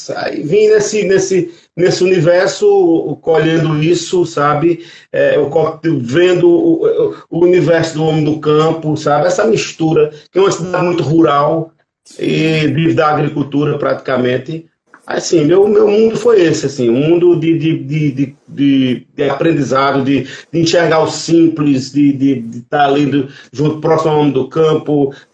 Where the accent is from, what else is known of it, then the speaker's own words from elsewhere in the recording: Sertânia, Pernambuco, Brazil; moved away as an adult; also born or lived in Recife; now in Olinda, Brazil; sou de Sertânia, Pernambuco, Alto Sertão Pernambucano.